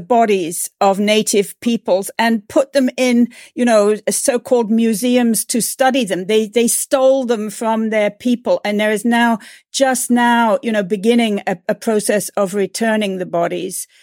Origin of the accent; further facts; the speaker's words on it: England, United Kingdom; now in United States; as an English person